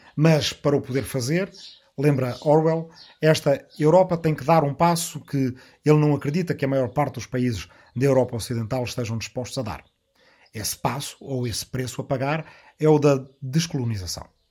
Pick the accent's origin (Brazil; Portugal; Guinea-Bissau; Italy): Portugal; Arrifana, Ribatejo; moved away; agora eu próprio estou na minha aldeia ancestral de Arrifana, no Ribatejo